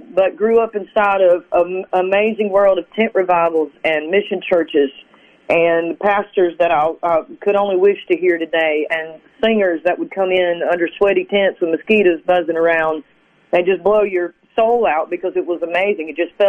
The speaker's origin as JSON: {"language": "English", "region": "South Carolina", "country": "United States", "tie": "born or raised there", "said": "I grew up in South Carolina. We moved around a lot"}